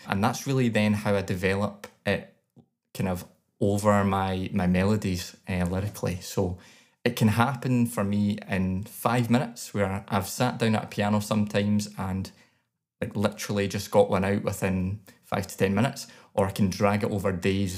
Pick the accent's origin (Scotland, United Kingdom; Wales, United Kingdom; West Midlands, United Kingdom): Scotland, United Kingdom